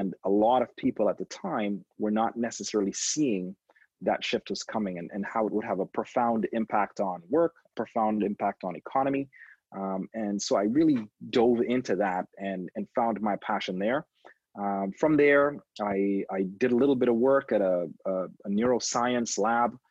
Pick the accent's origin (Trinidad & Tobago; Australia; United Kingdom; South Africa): Trinidad & Tobago; now in Toronto, Canada; I was born in Toronto. I stayed here till I was two, and then I grew up in the Caribbean in a little country called Trinidad and Tobago